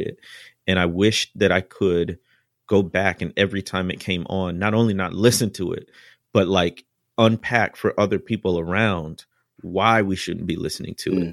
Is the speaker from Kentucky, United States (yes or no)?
no; near Chicago, Illinois, United States; I grew up near Chicago